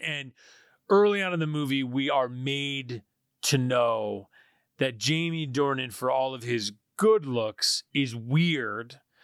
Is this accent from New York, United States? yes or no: yes; New York, United States; I'm, I'm from New York